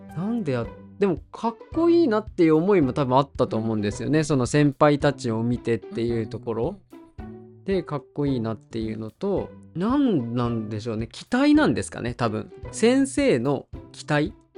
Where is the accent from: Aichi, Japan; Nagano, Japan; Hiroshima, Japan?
Aichi, Japan; Okazaki; now in Taketa, Japan; 生まれは、うん、えー、愛知県のえっ、と岡崎市という。